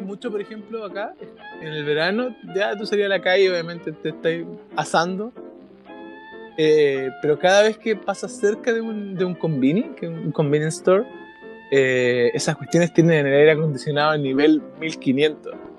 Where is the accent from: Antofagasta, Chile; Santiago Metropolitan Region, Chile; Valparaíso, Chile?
Antofagasta, Chile; moved away as an adult; now in Japan; yo soy, soy de Antofagasta